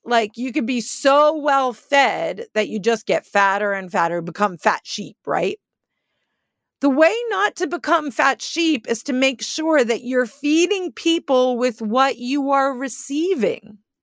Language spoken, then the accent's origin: English; Northeast, United States; moved away; I'm from the Northeast